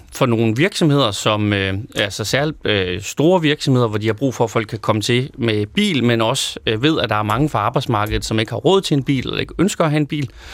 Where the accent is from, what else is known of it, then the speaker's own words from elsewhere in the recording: Løkken?, North Denmark Region, Denmark; født og vokset i Lykstør